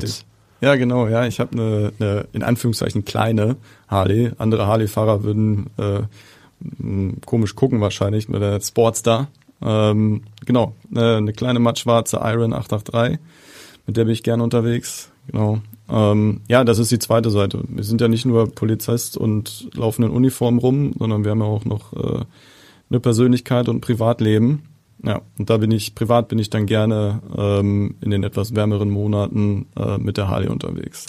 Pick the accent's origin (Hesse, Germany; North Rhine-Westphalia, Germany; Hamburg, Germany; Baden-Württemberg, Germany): Hamburg, Germany; als echter Hamburger